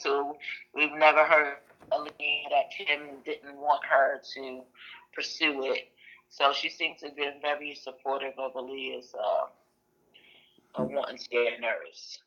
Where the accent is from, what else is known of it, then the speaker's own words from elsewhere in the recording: New York City, New York, United States; moved away; we was born and raised in Brooklyn, New York.